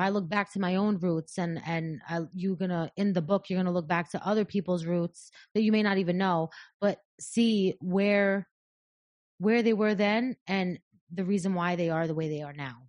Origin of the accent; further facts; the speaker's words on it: New York, United States; I'm, I'm from New York, but I don't live here